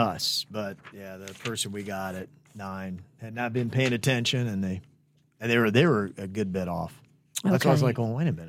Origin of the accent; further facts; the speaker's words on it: North Carolina, United States; now in South Florida, United States; I'm now in South Florida, but I was born and raised in North Carolina.